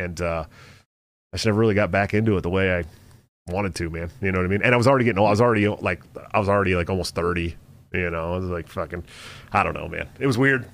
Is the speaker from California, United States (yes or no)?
yes; Bay Area, California, United States; moved away; I'm not from Iowa. I am from the Bay Area. I'm literally from fifteen minutes away from Stockton